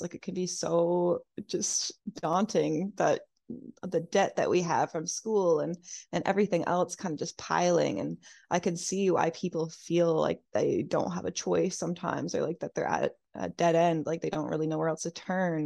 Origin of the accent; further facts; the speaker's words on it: New Brunswick, Canada; moved away as an adult; now in Halifax, Canada; I'm from New Brunswick originally.